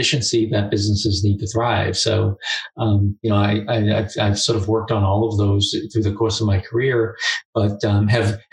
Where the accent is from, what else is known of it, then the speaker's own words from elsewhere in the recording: Boston, Massachusetts, United States; I grew up in Boston, just outside of Boston